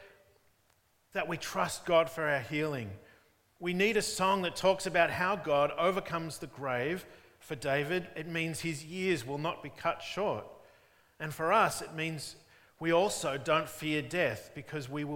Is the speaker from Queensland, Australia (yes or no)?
no; Melbourne, Victoria, Australia; When I was growing up in Diamond Creek in the northeastern suburbs of Melbourne